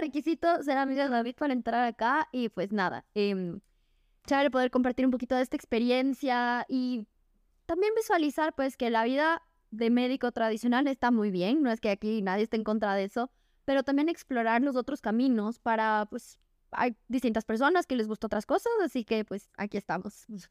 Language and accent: Spanish; Ecuador; soy ecuatoriana, orgullosamente.